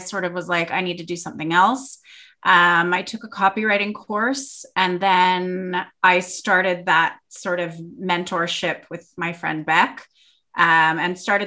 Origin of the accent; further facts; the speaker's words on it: Toronto, Ontario, Canada; moved away as an adult; now in Perth, Australia; I'm from Canada, Toronto, Canada, and I moved here with a man